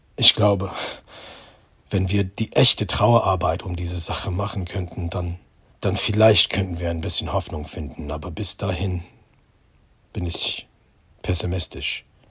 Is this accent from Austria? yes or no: no; United States; German is a second language; moved away as an adult; now in Germany; Ich bin Amerikaner. Ich bin jüdisch. Ich wohne in Deutschland seit 18 Jahren